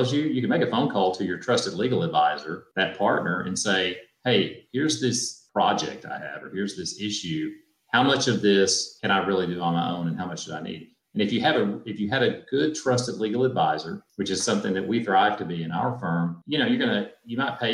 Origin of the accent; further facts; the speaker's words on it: Tennessee, United States; I grew up in Tennessee